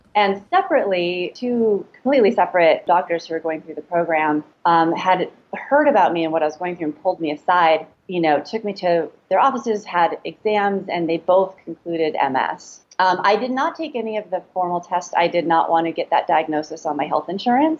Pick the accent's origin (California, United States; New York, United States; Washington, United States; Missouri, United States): California, United States; Los Angeles; So I I'm from California. I grew up in Los Angeles